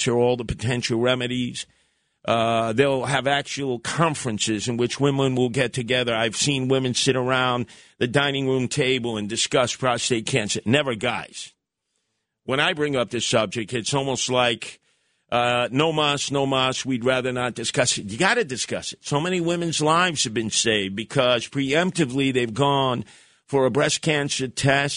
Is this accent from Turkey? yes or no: no; New York City, New York, United States; the guys that I grew up with in the Canarsie section of Brooklyn